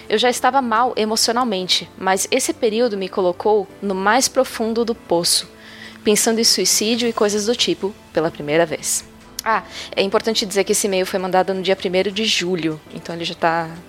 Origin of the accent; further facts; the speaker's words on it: Pará, Brazil; now in Espírito Santo, Brazil; Desde neném, eu moro com os meus padrinhos de batismo e somos do Pará. O ponto é que há 10 anos saímos de lá e viemos para o Espírito Santo.